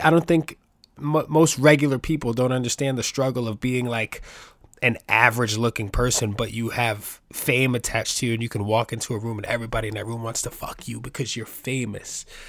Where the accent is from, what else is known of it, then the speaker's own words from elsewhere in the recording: New York City, New York, United States; I grew up in the Bronx. I was born and raised in New York City